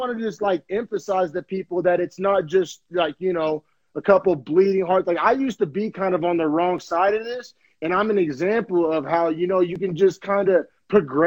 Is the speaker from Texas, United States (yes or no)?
no; Purcell, Oklahoma, United States; I grew up in neighborhoods in Purcell, Oklahoma